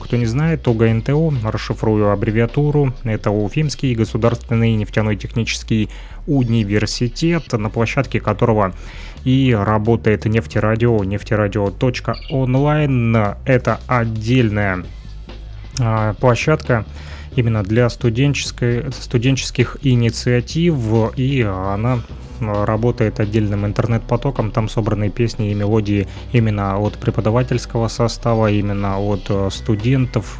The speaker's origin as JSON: {"language": "Russian", "town": "Luhansk", "region": "Luhansk Oblast", "country": "Ukraine", "tie": "born or raised there", "lives_now": "Kirovsk, Ukraine", "said": "родом я из Луганска. Сегодня живу в Кировске"}